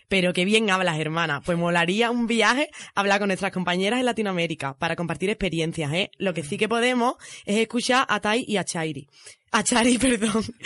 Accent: Arcos de la Frontera, Andalusia, Spain; accent: ceceo; moved away as an adult; now in Madrid, Spain; gaditana como la mala, de Arcos de la Frontera

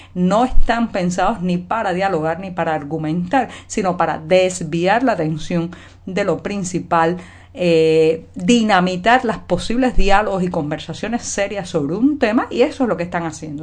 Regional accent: Cuba; cubana, periodista, ciudadana

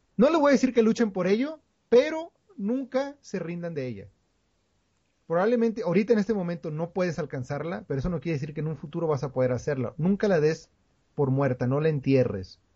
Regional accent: Coahuila, Mexico; nosotros somos de Coahuila

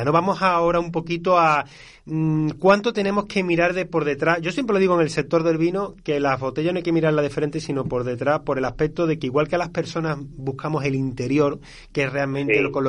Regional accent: Andalusia, Spain; accent: southern Seville; cuando nos cogen el acento del sur de Sevilla

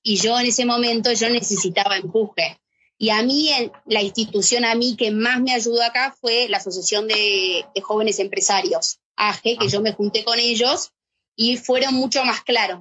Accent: Argentina; moved away as an adult; now in Madrid, Spain; siendo argentina

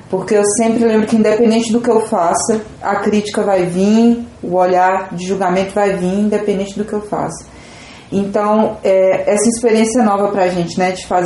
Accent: Vitória da Conquista, Bahia, Brazil; É, eu faço parte do coletivo Labres, sou aqui de Conquista também.

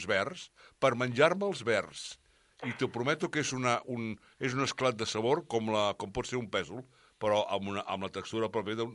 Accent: Catalonia, Spain; sóc català fins al moll de l'os

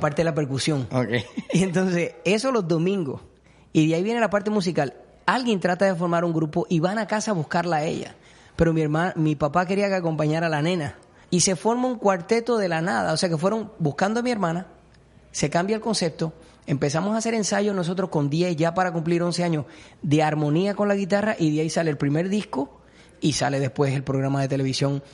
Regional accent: Puerto Rico; a todos los puertorriqueños que nos gusta la música

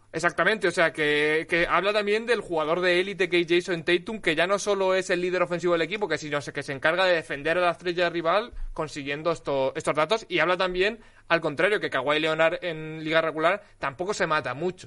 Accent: Alicante, Valencian Community, Spain; yo soy de Alicante

